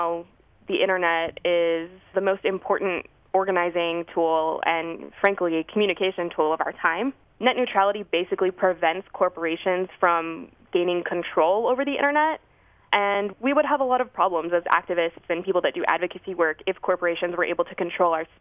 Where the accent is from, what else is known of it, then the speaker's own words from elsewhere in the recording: Albuquerque, New Mexico, United States; now in Washington, D.C., United States; I'm originally from Albuquerque, New Mexico